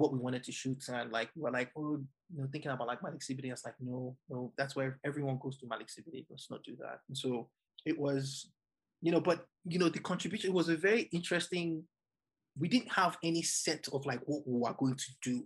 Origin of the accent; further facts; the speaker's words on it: Nigeria; now in New York, United States; as a Nigerian